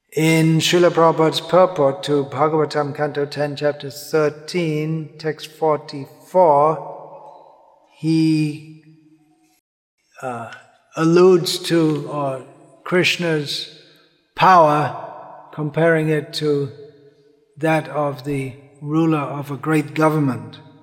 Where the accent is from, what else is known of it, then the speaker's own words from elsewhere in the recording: England, United Kingdom; growing up in England